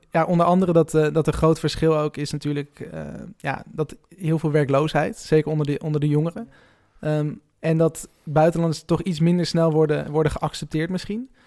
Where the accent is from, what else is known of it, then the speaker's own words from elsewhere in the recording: Tilburg, North Brabant, Netherlands; Dan zeg ik: nee, ik kom uit Tilburg.